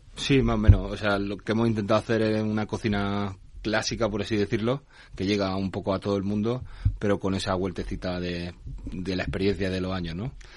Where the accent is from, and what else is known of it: Granada, Andalusia, Spain; born or raised there; moved away